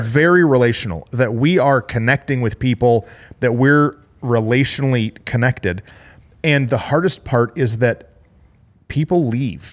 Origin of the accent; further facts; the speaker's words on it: Flint, Michigan, United States; moved away; I'm from Flint, Michigan.